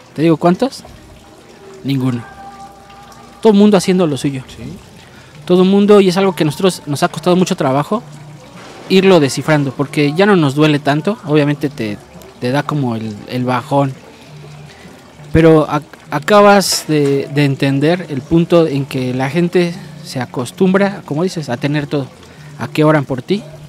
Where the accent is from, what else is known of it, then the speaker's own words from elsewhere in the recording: Mexico; como mexicanos